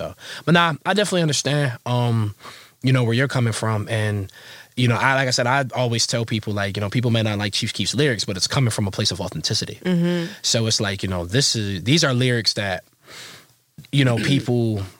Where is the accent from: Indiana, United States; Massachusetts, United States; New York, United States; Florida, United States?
New York, United States; Rochester; also born or lived in Atlanta, Georgia; I grew up in Rochester.